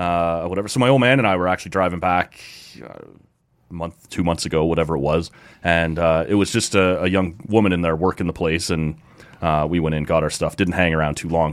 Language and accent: English; Oshawa, Ontario, Canada; We grew up in Oshawa.